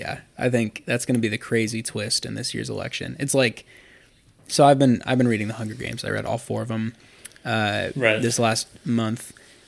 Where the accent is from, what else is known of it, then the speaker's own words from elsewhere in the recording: Akron, Ohio, United States; as I am a kid from Akron... I need to make a prediction about the other kid from Akron, LeBron James.